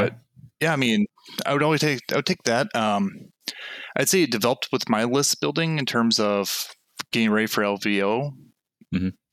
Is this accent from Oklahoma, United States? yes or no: no; Minnesota, United States; I'm actually from Minnesota. oh, uh, cool. Yep. So the Twin Cities area.